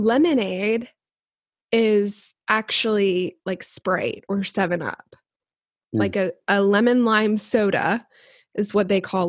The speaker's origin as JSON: {"language": "English", "town": "Jacksonville", "region": "Florida", "country": "United States", "tie": "born or raised there", "moved": "as an adult", "lives_now": "Wales, United Kingdom", "said": "I have this deep appreciation for Jacksonville, my hometown, that I never had before."}